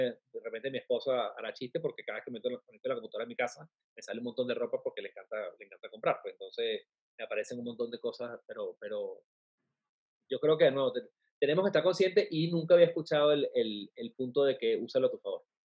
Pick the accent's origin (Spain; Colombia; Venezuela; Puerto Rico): Venezuela; now in Mexico; en México, siendo venezolano en un país que no es el mío